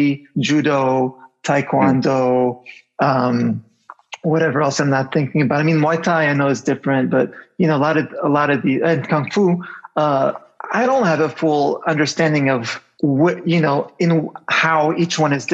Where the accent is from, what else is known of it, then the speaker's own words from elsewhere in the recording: Canada; I grew up in Canada